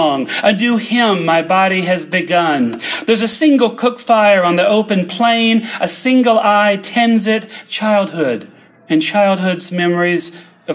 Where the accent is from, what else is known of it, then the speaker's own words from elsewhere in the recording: the Carolinas, United States; I come from the Carolinas. My family were textile workers. They were poor folks in the Carolinas.